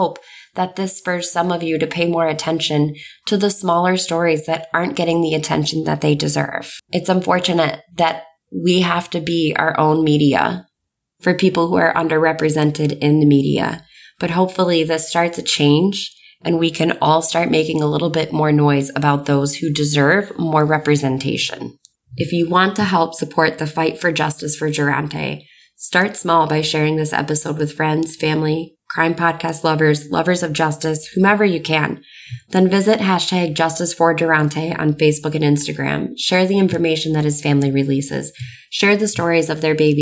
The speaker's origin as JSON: {"language": "English", "region": "New York", "country": "United States", "tie": "born or raised there", "said": "I grew up in New York"}